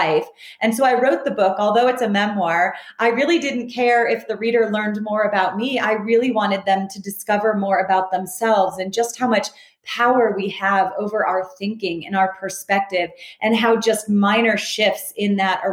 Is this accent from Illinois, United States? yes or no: no; Southern California, United States; I grew up in Southern California